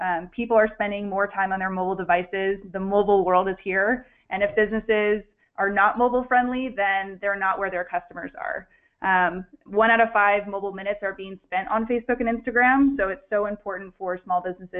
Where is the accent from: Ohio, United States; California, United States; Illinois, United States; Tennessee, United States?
California, United States; San Francisco; I'm originally from San Francisco, so I haven't moved too far at all, and I'm still based in San Francisco today